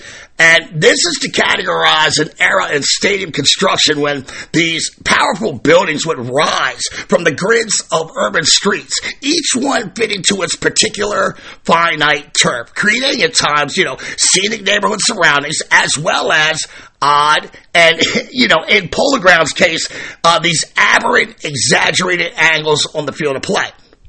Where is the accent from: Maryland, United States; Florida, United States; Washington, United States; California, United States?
Maryland, United States; Baltimore; I'm a born and raised Baltimorean.